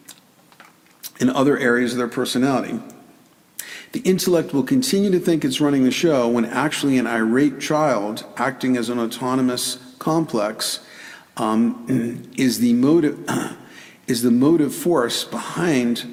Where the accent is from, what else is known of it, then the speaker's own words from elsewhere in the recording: New York City, New York, United States; I grew up in the Bronx and taught for years in the South Bronx